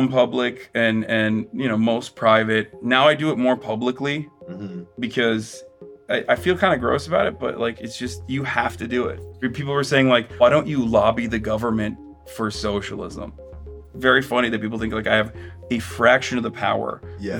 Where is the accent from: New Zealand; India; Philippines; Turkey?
Turkey; born or raised there; now in United States